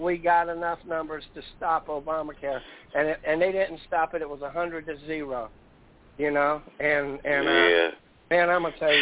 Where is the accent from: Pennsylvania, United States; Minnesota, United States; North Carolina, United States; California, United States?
North Carolina, United States; Fayetteville; I was raised in Fayetteville, North Carolina